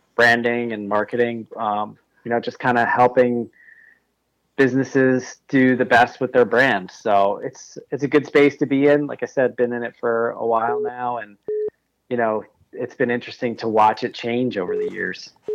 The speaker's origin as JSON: {"language": "English", "region": "New York", "country": "United States", "said": "I'm from New York State."}